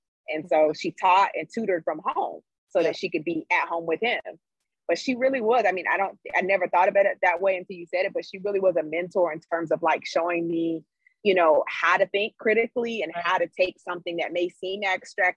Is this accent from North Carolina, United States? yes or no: yes; Greensboro, North Carolina, United States; moved away as an adult; also born or lived in San Francisco; now in California, United States; But I am from Greensboro, North Carolina. So I was raised in Greensboro.